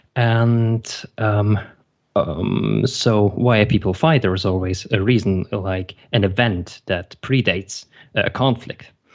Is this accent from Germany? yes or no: yes; Germany; also born or lived in Belarus; originally I was born in Belarus and I immigrated with my parents to Germany. And, um, so I went to elementary school in here